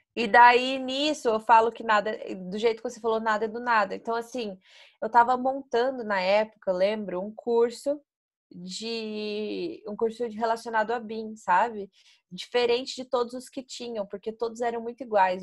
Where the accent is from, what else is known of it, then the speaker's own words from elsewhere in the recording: interior of Paraná, Brazil; first language Portuguese; eu sou do interior do Paraná